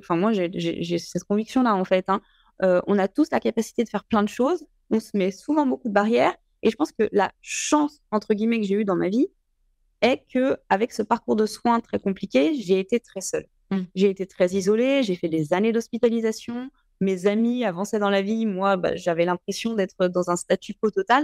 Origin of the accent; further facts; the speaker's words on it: Lyon, Auvergne-Rhône-Alpes, France; je suis née à Lyon 8e. J'ai grandi euh, donc dans, un milieu euh, extrêmement privilégié dont j'ai conscience. J'ai grandi dans les Monts d'Or